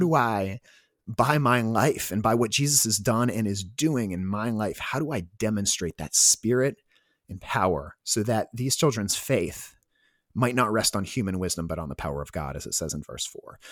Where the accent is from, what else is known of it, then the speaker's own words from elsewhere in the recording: Washington, D.C. area, Maryland, United States; I'm from Washington, D C, uh, well, Maryland, but the Washington, D C area